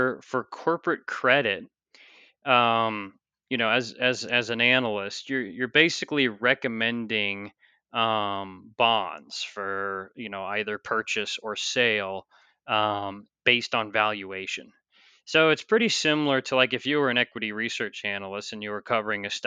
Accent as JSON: {"language": "English", "town": "St. Louis", "region": "Missouri", "country": "United States", "also_born_or_lived": "New York City", "moved": "as an adult", "said": "I'm originally from the St. Louis area"}